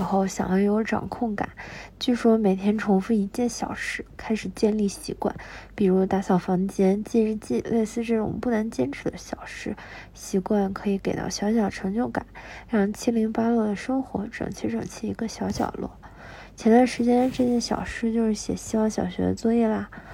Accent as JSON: {"language": "Chinese", "country": "China", "said": "我们中国人"}